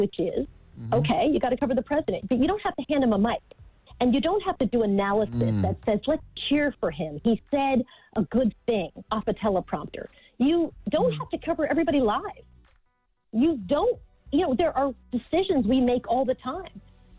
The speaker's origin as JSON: {"language": "English", "town": "Long Island", "region": "New York", "country": "United States", "tie": "born or raised there", "said": "When I was growing up in Long Island, people used to protest."}